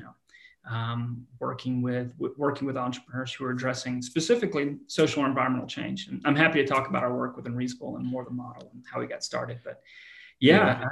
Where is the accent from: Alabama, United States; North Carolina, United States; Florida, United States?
Alabama, United States; Auburn; moved away as an adult; now in Colorado, United States; I grew up in Auburn, Alabama is where I'm from